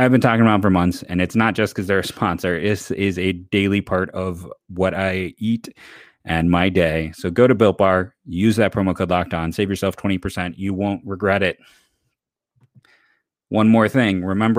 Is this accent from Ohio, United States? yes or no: yes; Ohio, United States; I'm like, I don't own overalls just because I'm from Ohio.